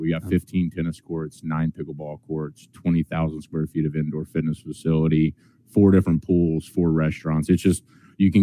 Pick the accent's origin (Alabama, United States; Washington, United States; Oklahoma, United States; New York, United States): Oklahoma, United States; Pryor; I grew up in Pryor, Oklahoma, which is about 15 miles from Commerce, Oklahoma